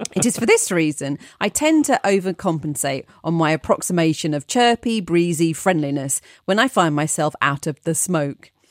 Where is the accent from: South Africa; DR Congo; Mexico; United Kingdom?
United Kingdom; London; being a Londoner